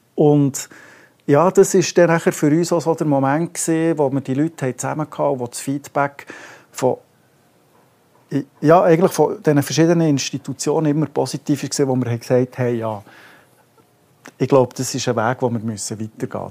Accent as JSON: {"language": "German", "region": "Bern", "country": "Switzerland", "said": "als Berner"}